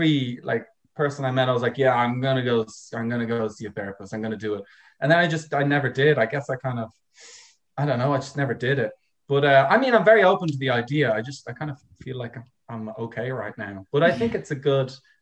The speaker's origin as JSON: {"language": "English", "town": "Dublin", "region": "Leinster", "country": "Ireland", "lives_now": "Ennis, Ireland", "said": "I've always been from Ireland. I mean, but I'm from Dublin, which is on the other side"}